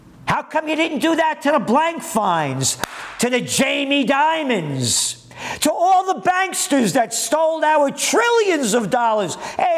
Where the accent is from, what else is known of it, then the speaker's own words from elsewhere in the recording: New York City, New York, United States; Born in the Bronx